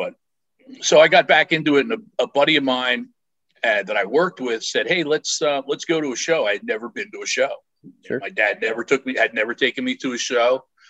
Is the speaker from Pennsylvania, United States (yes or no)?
yes; Philadelphia, Pennsylvania, United States; Growing up in the Philadelphia area